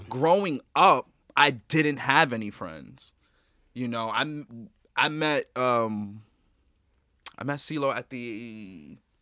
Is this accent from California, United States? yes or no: no; New York City, New York, United States; I'm from the Bronx